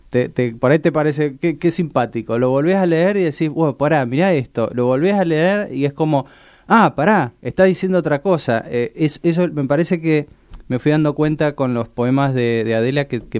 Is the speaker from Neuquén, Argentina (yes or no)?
no; Mendoza, Argentina; now in Buenos Aires, Argentina; vivo en Buenos Aires y Estela, bueno, le encanta venir a Buenos Aires, no sé, es como tu, segunda tu segunda casa Buenos Aires, ¿no, Estela? Pero pero no somos de acá